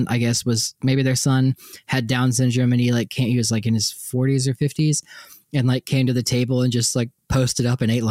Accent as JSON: {"language": "English", "region": "East Coast", "country": "United States", "tie": "born or raised there", "moved": "yes", "said": "I grew up in the East Coast"}